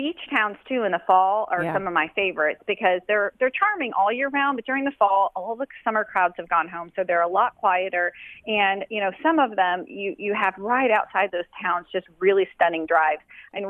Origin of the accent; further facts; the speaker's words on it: Chicago, Illinois, United States; I'm a Chicagoan